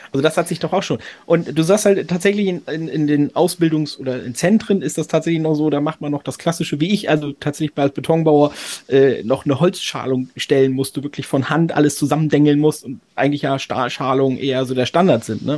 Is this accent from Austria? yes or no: no; Oldenburg, Lower Saxony, Germany; ich habe in Oldenburg studiert. Ich komme aus Oldenburg